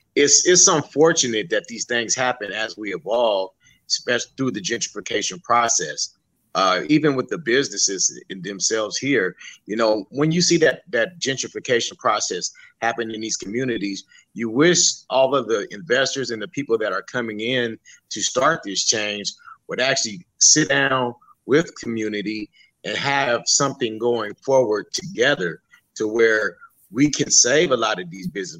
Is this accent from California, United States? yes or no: yes; San Diego, California, United States; Skyline and Encanto, I grew up in Skyline. I've been here basically all my life